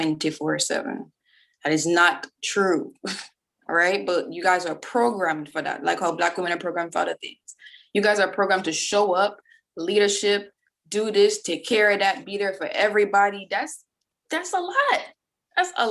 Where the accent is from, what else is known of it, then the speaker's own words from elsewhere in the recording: Jamaica; moved away as an adult; I'm from Jamaica